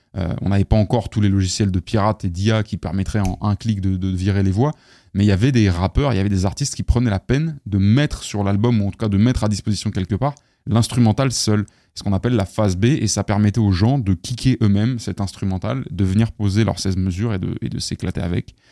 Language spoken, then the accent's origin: French; Paris, Île-de-France, France; je viens du, du quinzième sud-ouest, donc, euh, euh, vers Ballard